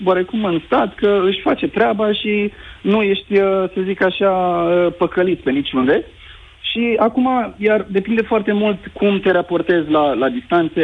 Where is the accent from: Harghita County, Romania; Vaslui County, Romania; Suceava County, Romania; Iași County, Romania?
Suceava County, Romania; Suceava; moved away; Eu sunt din Suceava